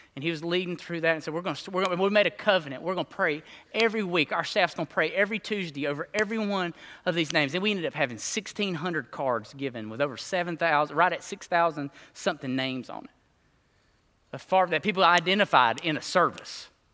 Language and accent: English; Alabama, United States; I grew up in Bama, Reno Street, like a mile from this mug